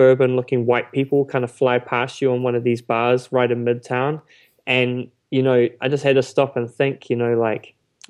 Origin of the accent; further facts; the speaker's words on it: Auckland, New Zealand; I grew up there